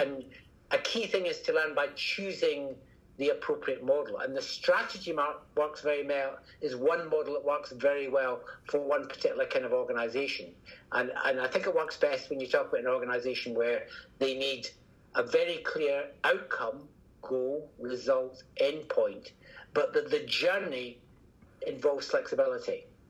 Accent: Scotland, United Kingdom; accent: Scottish; From my accent, you can probably tell I'm Scottish

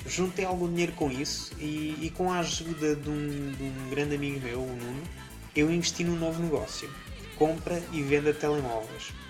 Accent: Leiria, Centro, Portugal; Eu nasci em Leiria, uma cidade no centro-oeste de Portugal, a 2 de janeiro de 1987

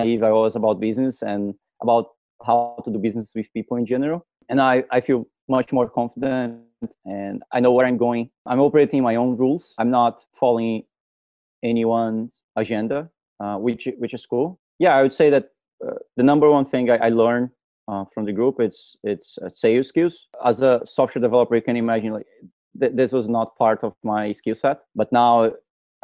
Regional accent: Brazil; I'm from Brazil.

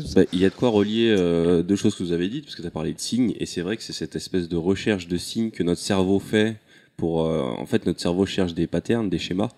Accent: Comoros; je suis comorien.

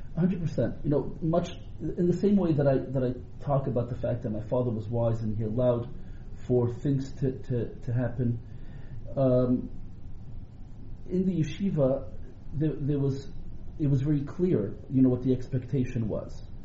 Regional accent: Montreal, Quebec, Canada; moved away as an adult; also born or lived in Rabat, Morocco; now in Toronto, Canada; We came to Montreal. We were all very young. We grew up in Montreal

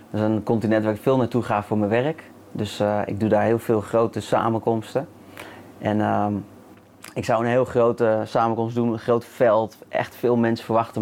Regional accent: The Hague, South Holland, Netherlands; moved away as an adult; Ja, in Den Haag. Ja, dus Mijn eerste 23 jaar, misschien kan je het een beetje horen

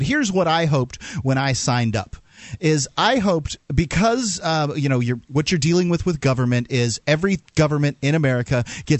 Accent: Florida, United States; now in New Hampshire, United States; I'm from Florida.

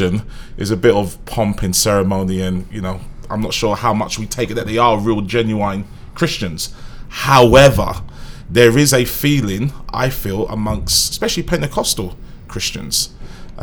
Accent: United Kingdom; As a Brit

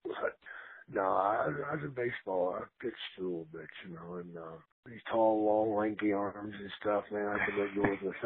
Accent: Gainesville, Texas, United States; I was raised in Gainesville, Texas

